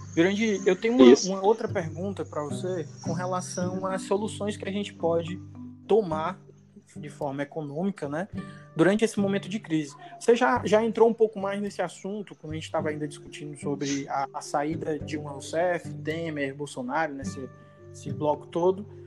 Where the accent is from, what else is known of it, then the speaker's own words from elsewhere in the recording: Fortaleza, Ceará, Brazil; nós somos de Fortaleza